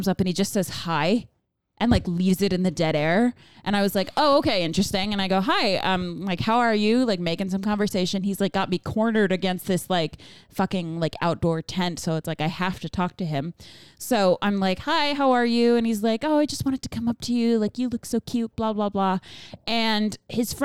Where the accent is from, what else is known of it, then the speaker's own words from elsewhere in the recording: Long Island, New York, United States; I'm from Long Island. And they're like, oh, where are you from in Long Island? And I was like, the Five Towns